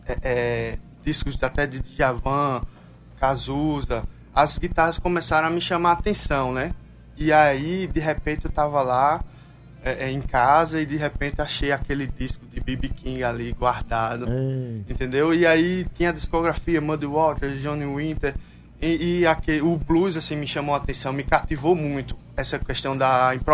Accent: Paraíba, Brazil; Eu sou paraibano, então eu tenho

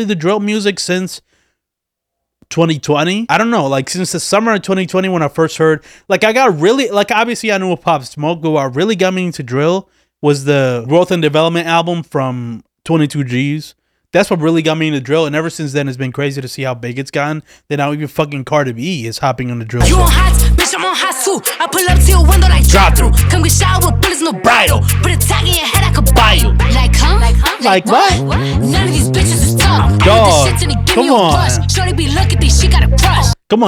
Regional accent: Philadelphia, Pennsylvania, United States; Like, I'm from Philly. I am in Philly. I live in Philly.

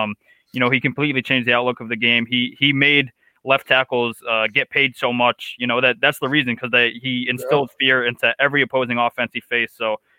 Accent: New England, United States; growing up in New England

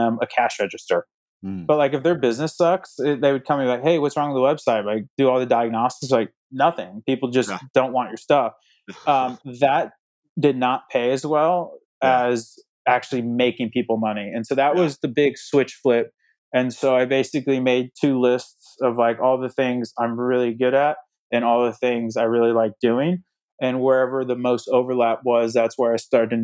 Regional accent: Indiana, United States; I'm from Indiana

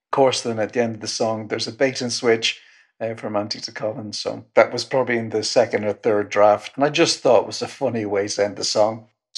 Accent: Ireland; also born or lived in North West England / Loughton; I'm a songwriter from Ireland, born in the northwest of England, lived in Loughton.

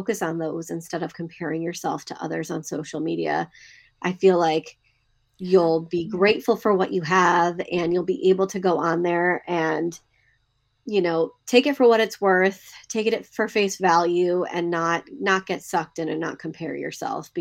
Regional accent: Seattle, Washington, United States; now in Saratoga, United States; I grew up in the Del Mar area in Seattle, actually Seattle, Washington as well

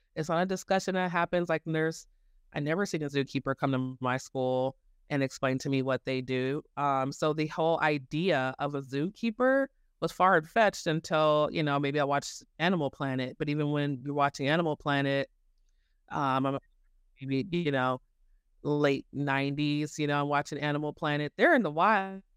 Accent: Denver, Colorado, United States; I grew up here in Denver. I went to Denver Zoo

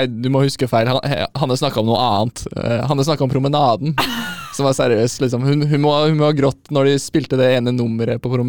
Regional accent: Oslo, Norway; moved away; jeg kommer jo fra Oslo

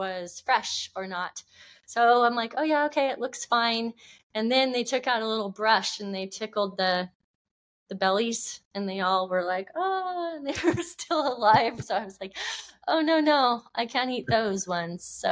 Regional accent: Oregon, United States; moved away; also born or lived in California; I grew up in Oregon, and we'd always go camping

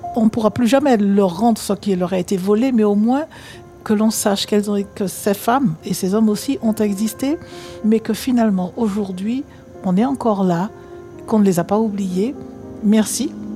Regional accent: Martinique; moi, en tant que Martiniquaise

